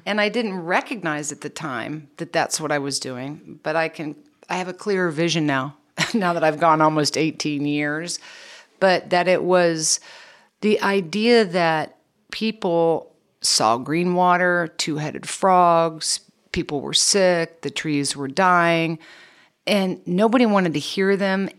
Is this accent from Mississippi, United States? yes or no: no; Kansas, United States; I was born and raised in Kansas